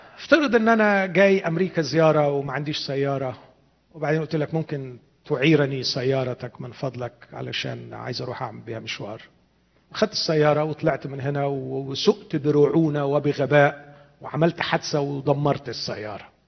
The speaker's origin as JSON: {"language": "Arabic", "country": "Egypt", "said": "عندنا في مصر"}